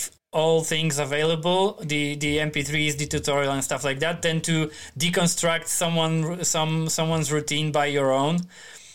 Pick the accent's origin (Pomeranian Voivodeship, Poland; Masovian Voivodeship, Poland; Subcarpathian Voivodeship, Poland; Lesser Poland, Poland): Pomeranian Voivodeship, Poland; Starogard Gdański; English is a second language; now in Tri-City, Poland; Gdańsk is the biggest city in northern Poland, and my hometown is like 60 kilometers to the south